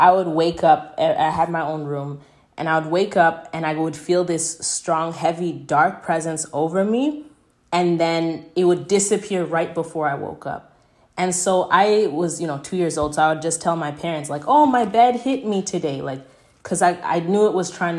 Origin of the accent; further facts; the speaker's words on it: Canada; also born or lived in Durban, South Africa; I grew up in Canada, but I am half Zimbabwean, half South African, you know, born in Durban